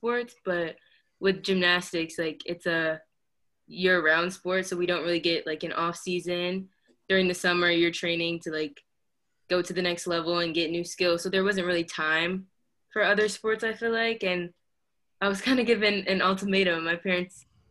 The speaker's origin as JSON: {"language": "English", "town": "DeSoto", "region": "Texas", "country": "United States", "tie": "born or raised there", "also_born_or_lived": "Coppell, Texas / Dallas, Texas", "said": "I grew up in DeSoto, Texas, and then I ended up moving to Coppell"}